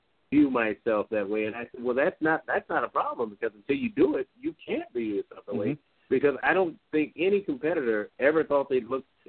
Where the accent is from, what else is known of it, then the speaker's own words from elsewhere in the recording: Midwest, United States; I'm from the Midwest